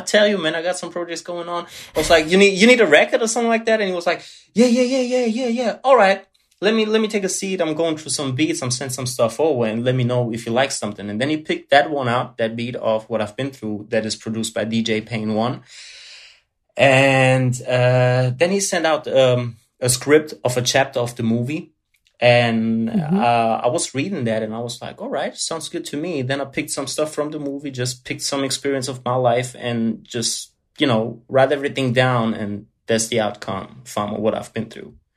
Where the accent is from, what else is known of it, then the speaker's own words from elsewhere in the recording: Germany; English is a second language; Born, born and raised in Germany, but uh, pure blood Italian